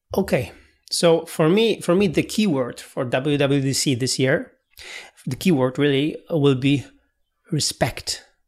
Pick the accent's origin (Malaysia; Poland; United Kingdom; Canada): Poland; English is a second language